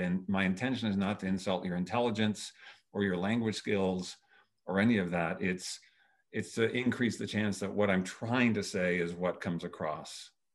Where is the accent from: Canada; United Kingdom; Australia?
Canada; I was born and raised in Canada